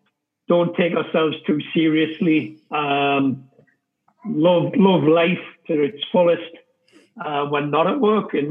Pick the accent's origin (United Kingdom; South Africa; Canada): United Kingdom; England; now in United States; that wasn't necessarily the case for me growing up in England with the football.